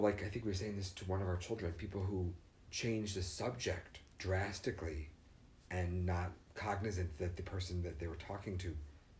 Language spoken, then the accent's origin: English; New York City, New York, United States; I grew up in New York City.